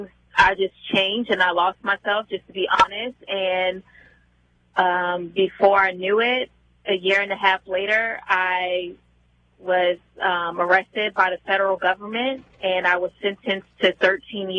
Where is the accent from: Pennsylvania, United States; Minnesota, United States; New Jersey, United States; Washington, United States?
New Jersey, United States; moved away as an adult; also born or lived in New York City; I was born and raised in New Jersey.